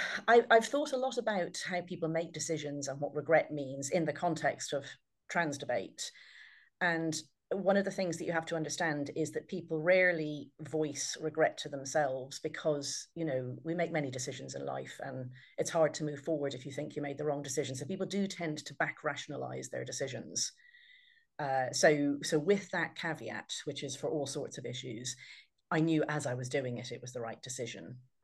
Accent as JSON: {"language": "English", "country": "Ireland", "tie": "born or raised there", "said": "I sound English by Irish people and Irish by English people, but hopefully some trace of the fact that I'm actually Irish born and bred is still audible in my voice. I'm the eldest of 9 kids in a large Irish Catholic family."}